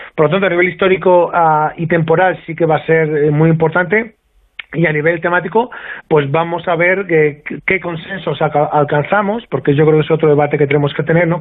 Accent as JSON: {"language": "Spanish", "country": "Spain", "said": "somos españoles"}